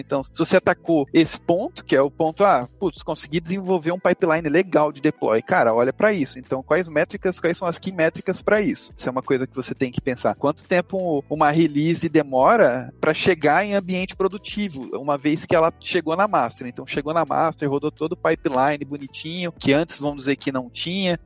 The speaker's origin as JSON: {"language": "Portuguese", "region": "interior of Mato Grosso do Sul", "country": "Brazil", "moved": "as an adult", "lives_now": "São Paulo, Brazil", "said": "E eu sou do interior do Mato Grosso do Sul. E aí depois que eu me formei, eu vim para São Paulo"}